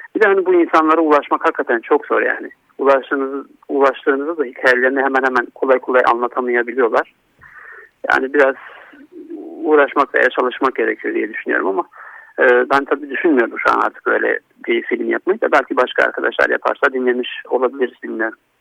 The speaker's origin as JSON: {"language": "Turkish", "region": "Istanbul", "country": "Turkey", "tie": "born or raised there", "also_born_or_lived": "Antalya", "moved": "as an adult", "said": "Ben 1989 İstanbul doğumluyum. Ee, ilk ve orta eğitimimi İstanbul'da tamamladıktan sonra"}